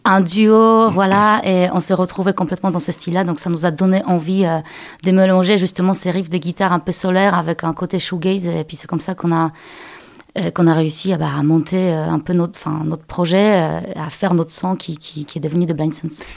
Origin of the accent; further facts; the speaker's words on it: Poland; French is a second language; moved away as an adult; now in Angers, France; je suis je suis née et j'ai grandi en Pologne.